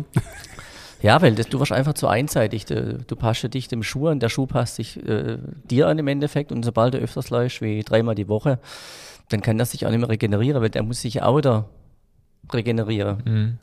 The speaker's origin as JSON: {"language": "German", "town": "Frankenberg", "country": "Germany", "tie": "born or raised there", "said": "ich bin auf dem Dorf äh, groß geworden in Frankenberg"}